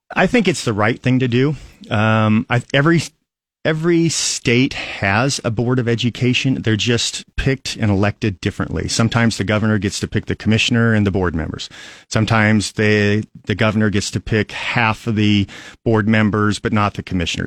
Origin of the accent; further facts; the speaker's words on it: Aurora, Nebraska, United States; also born or lived in Lincoln, Nebraska; I'm from Aurora, and I grew up in Aurora, went to Rub-, Aurora Public Schools